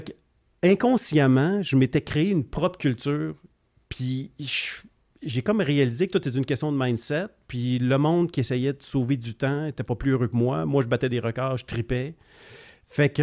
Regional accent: Granby, Quebec, Canada; also born or lived in Paspébiac, Gaspésie, Quebec; on est arrivé ici dans la région de Granby. Euh, j'étais quoi J'avais 7 ans, 7-8 ans

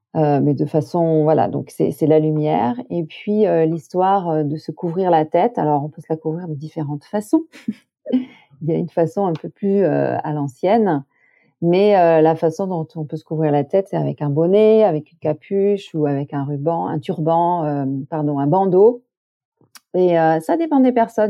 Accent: Corbières, Occitania, France; dans les collines de mon enfance, dans les Corbières

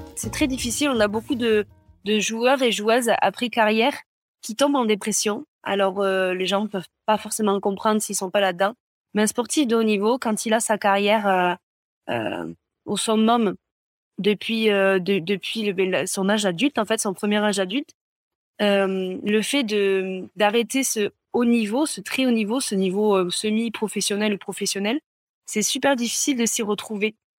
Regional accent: Gers, Occitania, France; moved away as an adult; now in Pau, France; Je suis originaire du Gers, mais j'habite à Pau depuis maintenant une, dizaine d'années.

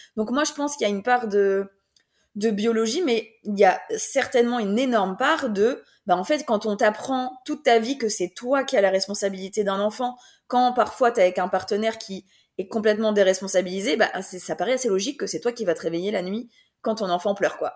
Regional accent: France; now in Belgium; j'habite en Belgique, mais je suis française

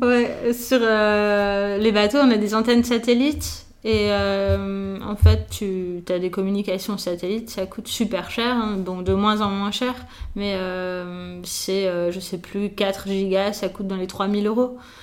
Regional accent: Nice, Provence-Alpes-Côte d'Azur, France; also born or lived in Paris; mes parents ont eu la bonne idée de déménager à Nice quand j'avais 3 ans.

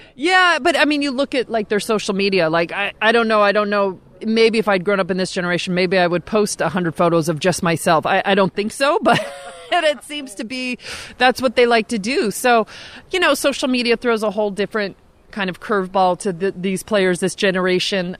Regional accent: California, United States; I grew up in California.

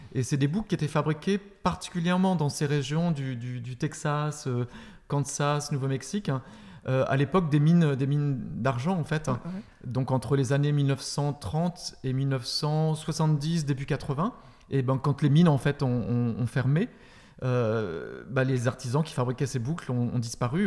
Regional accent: France; also born or lived in Paris / Berlin; je viens de France

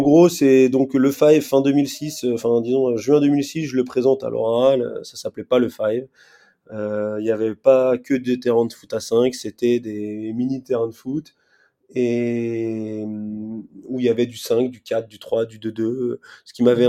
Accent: Stains, Île-de-France, France; je suis de Stan, en Seine-Saint-Denis

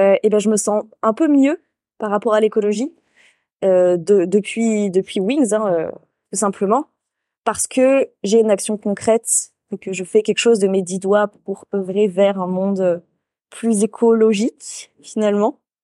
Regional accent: Île d'Oléron, Nouvelle-Aquitaine, France; moved away; pour moi, c'est le d'Oléron

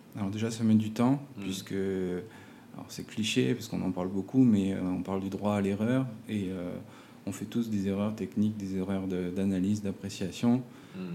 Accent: Provence-Alpes-Côte d'Azur, France; moved away as an adult; also born or lived in Montpellier / Grenoble / Paris / Lyon; now in French Polynesia; j'ai grandi en Provence, en France

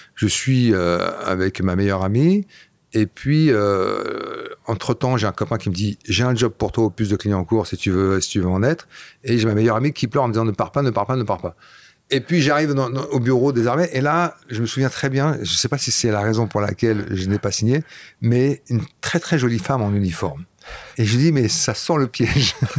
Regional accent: Flanders, Belgium; first language Flemish; French is a second language; moved away; also born or lived in Paris region, France; J'ai grandi là-bas, donc la première langue que j'ai parlé c'était le flamand

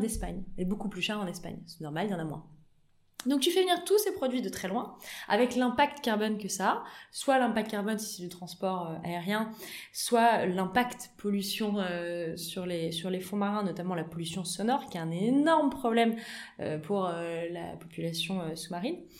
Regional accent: Auvergne-Rhône-Alpes, France; moved away; also born or lived in United States; on est natifs d'Auvergne

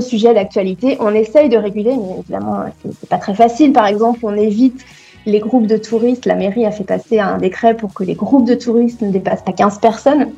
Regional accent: Troyes, Grand Est, France; moved away as an adult; now in Barcelona, Spain; je viens de Troyes, hein, c'est une petite ville euh, très mignonne

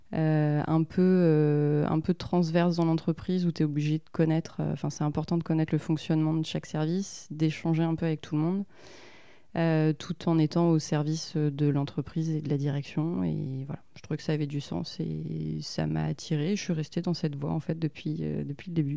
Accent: Rennes, Brittany, France; also born or lived in Finistère; je suis née à Rennes. j'ai vécu un peu dans le Finistère et je suis revenue à Rennes après pour les études. Donc, effectivement, famille, famille bretonne

